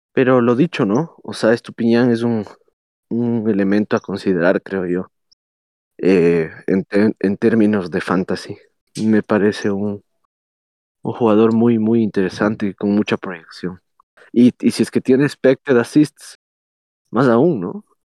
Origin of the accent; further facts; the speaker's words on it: Ecuador; a nosotros como ecuatorianos